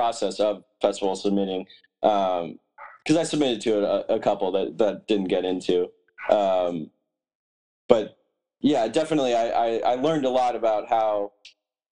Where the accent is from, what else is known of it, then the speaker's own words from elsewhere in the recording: Branson, Missouri, United States; now in Los Angeles, United States; my hometown, Branson